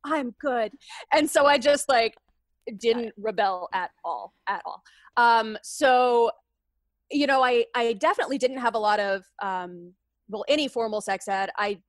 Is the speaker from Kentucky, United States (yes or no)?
yes; Kentucky, United States; I grew up in Kentucky. I lived, you know, all of my childhood through college years in Kentucky, but I had family in Louisiana.